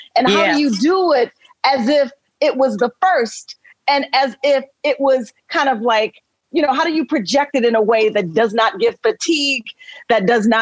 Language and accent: English; Chicago, Illinois, United States